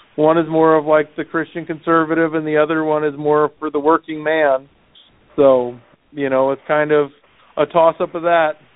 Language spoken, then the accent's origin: English; St. Louis, Missouri, United States; I'm from St. Louis